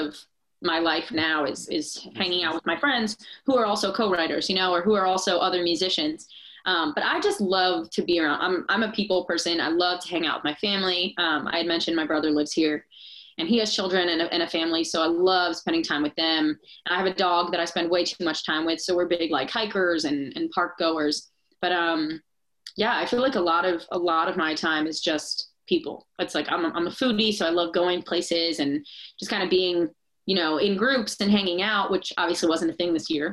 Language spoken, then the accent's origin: English; New York, United States; moved away as an adult; now in Nashville, United States; where I'm from in New York